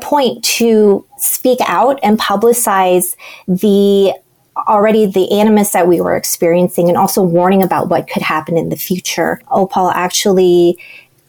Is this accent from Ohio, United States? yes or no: yes; Cleveland, Ohio, United States; also born or lived in Columbus, Ohio / New York; now in Ohio, United States; I grew up outside of Cleveland